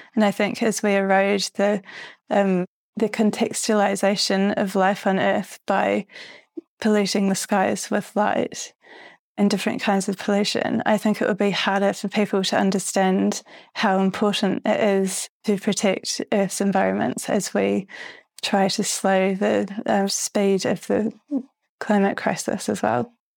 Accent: New Zealand; moved away; also born or lived in London, United Kingdom; when I was growing up in New Zealand

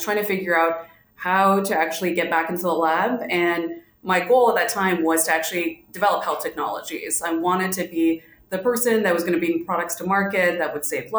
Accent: Miami, Florida, United States; also born or lived in India / Ohio; I grew up in Miami, Florida, so I immigrated to the U.S. from India

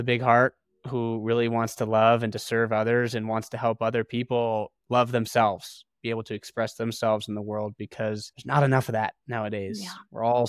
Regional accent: Ohio, United States; I grew up in Ohio.

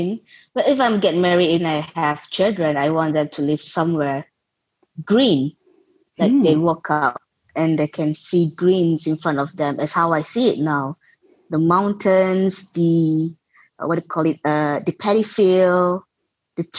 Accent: Kedah, Malaysia; I grew up in Malaysia and I'm still in Malaysia.

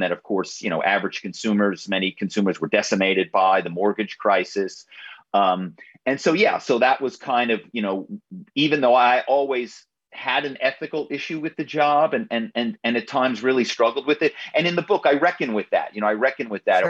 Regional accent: Philadelphia suburbs, Pennsylvania, United States; I grew up in in the Philadelphia suburbs

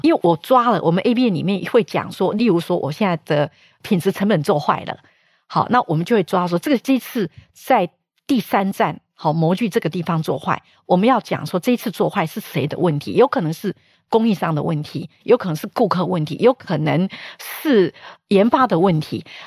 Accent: Taiwan; also born or lived in United States; 从小在深山长大，是没有资源的

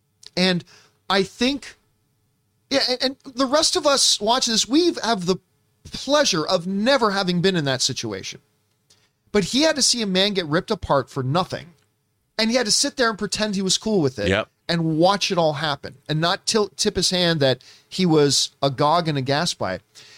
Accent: Australia; As an Aussie. I can't do the accent.

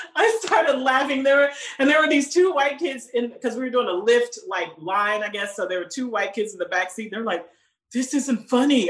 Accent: Houston, Texas, United States; also born or lived in Alief, Houston; the first part of my life, I was raised in Fifth Ward in Houston, which is like a Black neighborhood in Houston

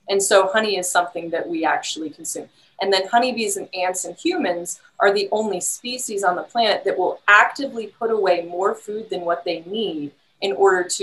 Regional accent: West Lafayette, Indiana, United States; moved away; I'm from Indiana originally, and I'm from the Purdue area originally

